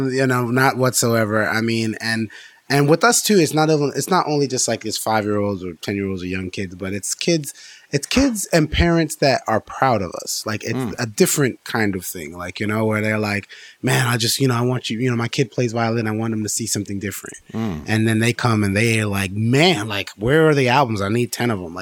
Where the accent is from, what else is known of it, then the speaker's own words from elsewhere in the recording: Miami, Florida, United States; we're from Miami